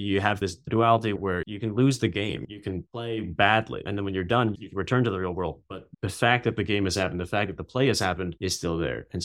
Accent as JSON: {"language": "English", "country": "United States", "said": "But on the other hand, in America, I'm Chinese American. In China, I'm just an American. I'm um, too America for China and too Chinese for America."}